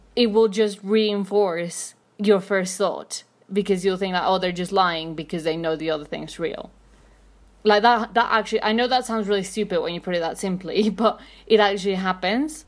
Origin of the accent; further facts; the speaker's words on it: Mexico City, Mexico; I'm from Mexico City